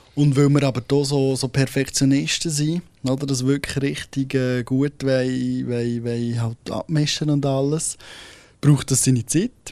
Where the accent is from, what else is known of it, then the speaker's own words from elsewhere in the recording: Solothurn, Switzerland; vom Kanton Solothurn aus, also von dort, wo ich herkomme